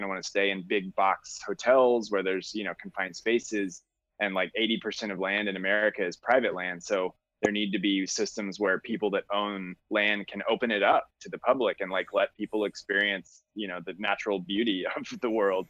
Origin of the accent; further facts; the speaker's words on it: Austin, Texas, United States; now in Chicago, United States; I grew up in Austin, so I grew up doing a lot of hiking and camping